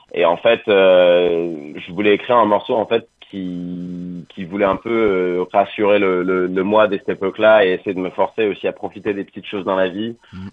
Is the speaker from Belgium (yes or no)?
no; Angoulême, Nouvelle-Aquitaine, France; moved away as an adult; now in Paris, France; on est tous d'Angoulême à la base, et en fait, moi, j'ai déménagé à Paris il y a une dizaine d'années